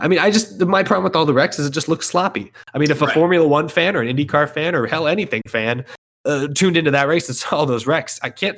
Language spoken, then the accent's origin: English; Texas, United States; someone who's born and raised in Texas